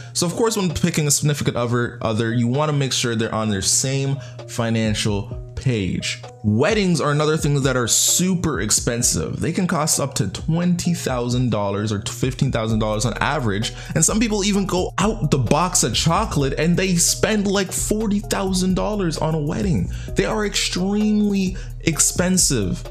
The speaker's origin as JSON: {"language": "English", "country": "Canada", "said": "I'm Canadian"}